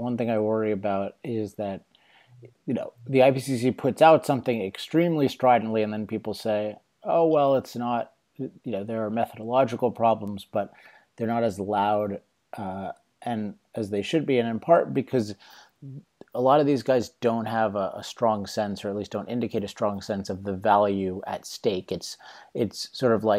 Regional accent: California, United States; In my home state of California, and particularly a big issue in Southern California where I live

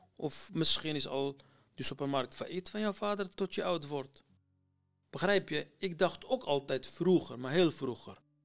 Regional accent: Iraq; Dutch is a second language; now in Netherlands; Ik kom uit Irak, maar omdat nu al veel in mijn leven is gebeurd in Nederland dan in Irak

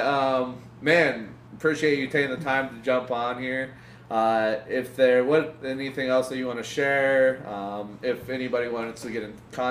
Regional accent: United States; being an American

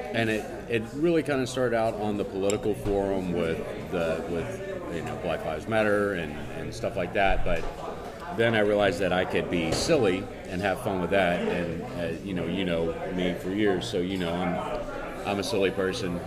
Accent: Cajun, Louisiana, United States; I am Cajun

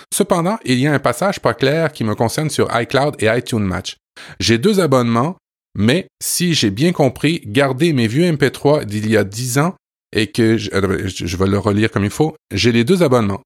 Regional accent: France; now in Quebec, Canada; je suis né en France et je suis un expatrié français au Québec

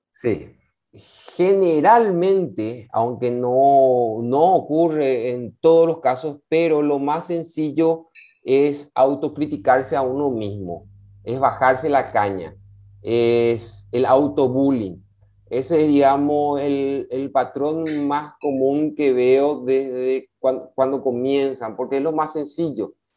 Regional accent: Paraguay; tenemos como paraguayos

